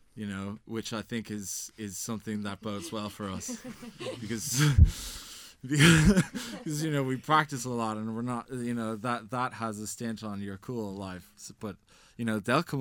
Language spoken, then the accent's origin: English; Ireland; as Irish teenagers